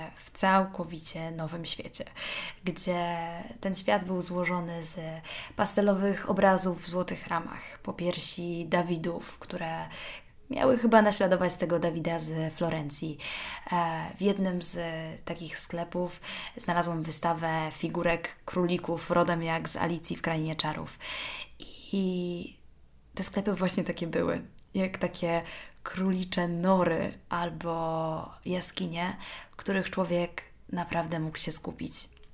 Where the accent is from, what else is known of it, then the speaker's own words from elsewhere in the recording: Warsaw, Masovian Voivodeship, Poland; moved away as an adult; also born or lived in Kraków / Rome; mimo że pochodzę z Warszawy